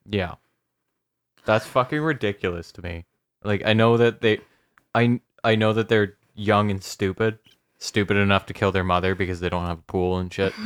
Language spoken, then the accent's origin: English; Canada; I'm Canadian, I swear to God, I'm Canadian